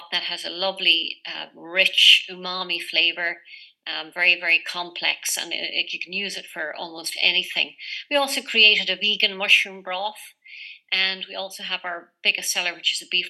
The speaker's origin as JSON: {"language": "English", "country": "Ireland", "tie": "born or raised there", "also_born_or_lived": "Canada", "moved": "yes", "said": "So I was born and raised in Ireland, but went and lived in Canada for 29 years."}